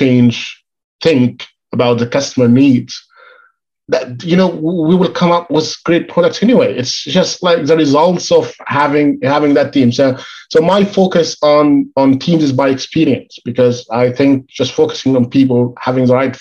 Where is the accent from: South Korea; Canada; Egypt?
Egypt; moved away as an adult; now in United Kingdom; I moved from Egypt to the UK